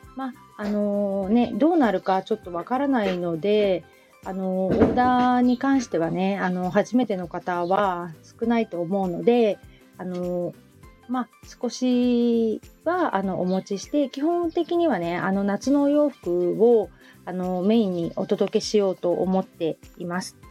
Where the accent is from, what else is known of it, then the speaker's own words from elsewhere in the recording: Hamamatsu, Shizuoka, Japan; also born or lived in Kita-Kamakura, Kanagawa; now in Kamakura, Japan; 私の実家がそこら辺なので